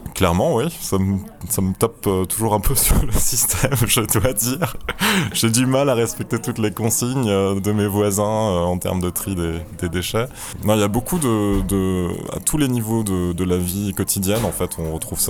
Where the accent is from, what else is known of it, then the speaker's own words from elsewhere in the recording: France; now in Berlin, Germany; en tant que Français